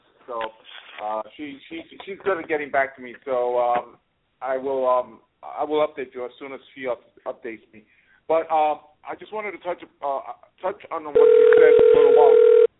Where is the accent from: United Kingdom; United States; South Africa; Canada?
United States; New York City, New York; as a New Yorker, growing up in the city, I mean, 15 blocks away from Trump Towers